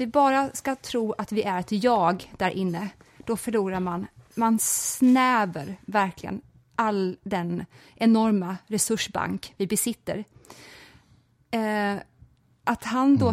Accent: Växjö, Kronoberg County, Sweden; Jag växte upp i Växjö

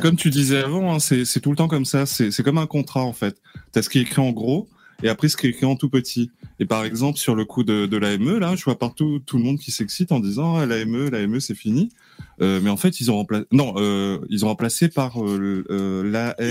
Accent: Réunion; chez nous, à La Réunion

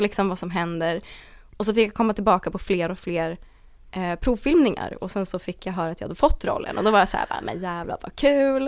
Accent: Åkersberga, Stockholm County, Sweden; born or raised there; also born or lived in Danderyd / Täby

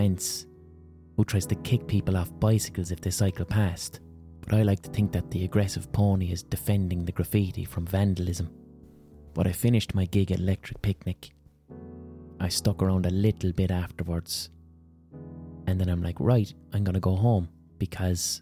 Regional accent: Limerick, Munster, Ireland; I was from Limerick

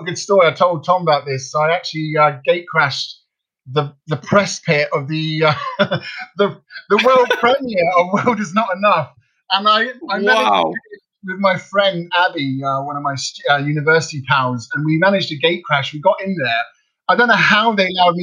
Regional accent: Cheltenham, South West England, United Kingdom; now in Poland; I am from Cheltenham

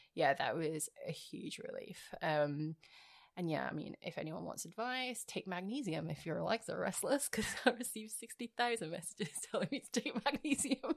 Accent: Edinburgh, Scotland, United Kingdom; now in Australia; I'm not from Glasgow, I'm from Edinburgh

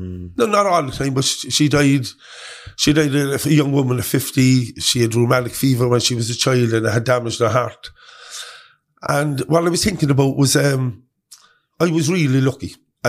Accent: Cork, Munster, Ireland; Originally, I came from Churchill Avenue, a flat above the O'Connell shop in the avenue. So that's where I was born.

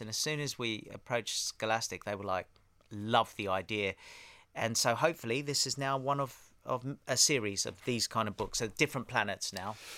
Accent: Australia; also born or lived in Harrow, England / Cyprus (parents); I was born in Harrow, yeah. Um, so mum and dad are from Cyprus, and, uh, they were in England. We were born there. They went for a holiday to Australia when I was five, around five or six, and then they said, "That's it, we're going."

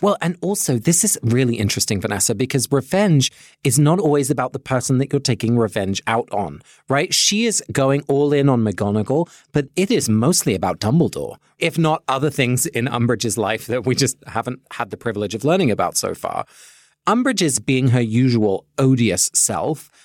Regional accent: England, United Kingdom; now in Cambridge, United States; my family is Dutch, even though I grew up in England

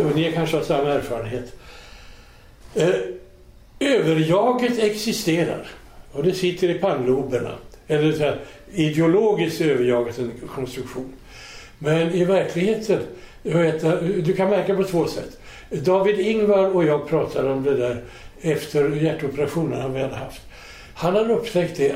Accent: Sweden; som svensk

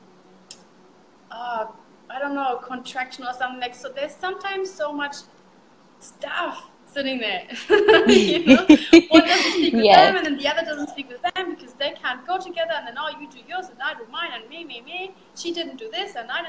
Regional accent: Germany; first language German; English is a second language; moved away as an adult; now in Australia; I'm from Germany and I started over there. My story starts in Germany until I packed my stuff and traveled to get overseas.

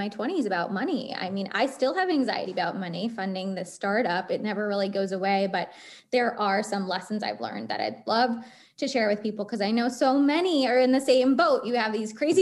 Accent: East Coast, United States; also born or lived in New York; now in Boston, United States; I grew up on the East Coast.

